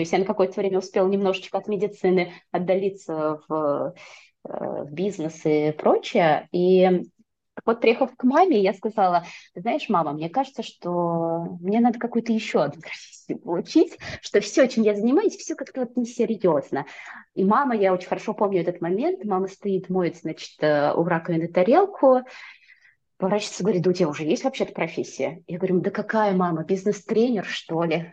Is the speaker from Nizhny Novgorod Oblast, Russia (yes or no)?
yes; Nizhny Novgorod, Nizhny Novgorod Oblast, Russia; moved away as an adult; also born or lived in Saint Petersburg; now in Tallinn, Estonia; я родилась и выросла в Нижнем Новгороде, прожила там до двадцати шести лет и потом переехала в Петербург.